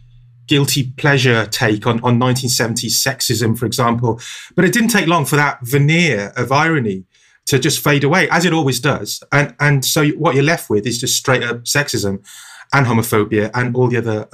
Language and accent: English; Welsh, Wales, United Kingdom; being Welsh